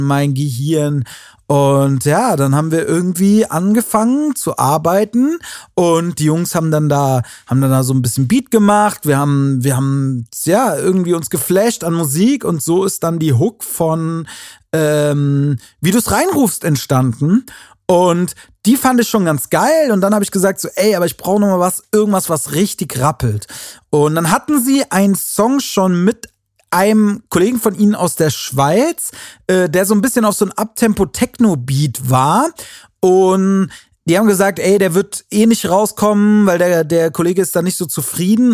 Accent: Wiesbaden, Hesse, Germany; Das ist in Wiesbaden, äh, in meiner Heimatstadt

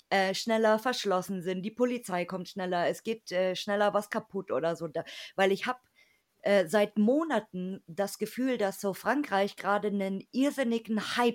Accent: Germany; am meisten irgendwie rausstechen und wir halt natürlich als Deutsche.

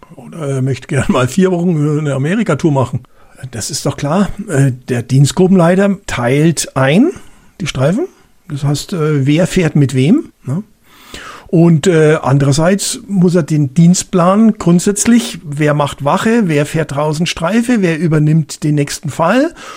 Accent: Germany; also born or lived in Bavaria; bei uns in Deutschland

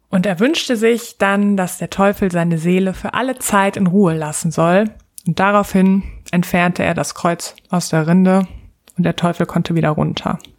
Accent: North Rhine-Westphalia, Germany; ich komme aus Westfalen.

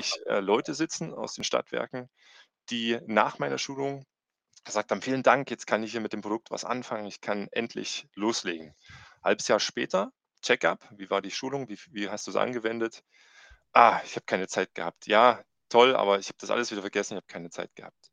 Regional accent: Thuringia, Germany; also born or lived in Ilmenau; komme auch aus dem schönen Thüringen und mhm. habe gar nicht weit von meiner Heimatstadt dann äh, mich entschlossen, in Ilmenau zu studieren.

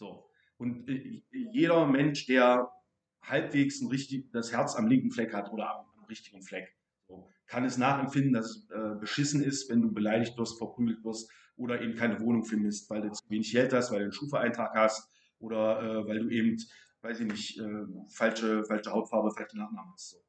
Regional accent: East Germany, Germany; klar, ich bin aus dem Osten, ähm, habe blonde Haare, blaue Augen, ähm, bin sozusagen phänotypisch nicht in der Mehrheit in, in diesem Bezirk

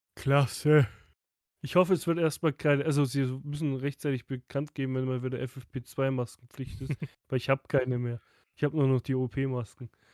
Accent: Southern Germany, Germany; Bei uns im Süden

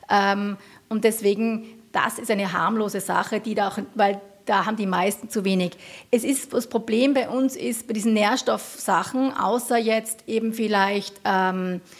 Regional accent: Tyrol, Austria; hatten die Öster, gerade die Bergbauerinnen bei uns in Tirol immer so einen Kropf.

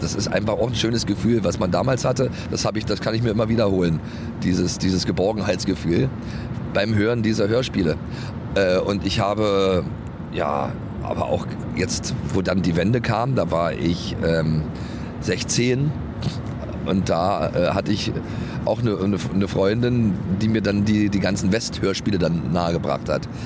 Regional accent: East Germany, Germany; ich komme ja aus dem Osten

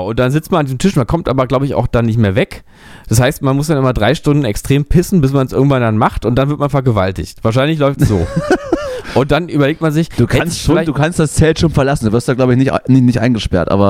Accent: Berlin, Germany; das sage ich ganz ehrlich hier aus meiner Perspektive als Berliner

